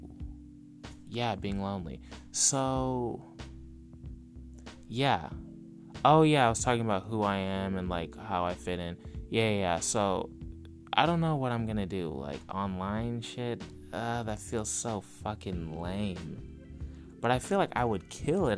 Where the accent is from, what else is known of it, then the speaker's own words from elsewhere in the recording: California, United States; I'm from California